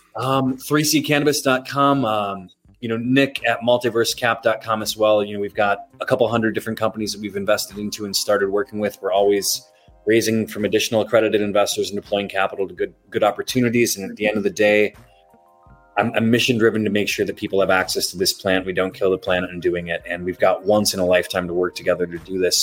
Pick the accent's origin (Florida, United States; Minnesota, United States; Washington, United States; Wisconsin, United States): Wisconsin, United States; moved away; being in Wisconsin, my home state as a kid